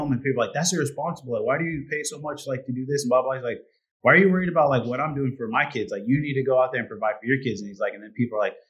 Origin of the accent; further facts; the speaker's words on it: Indiana, United States; moved away as an adult; now in Hungary; I'm from Indiana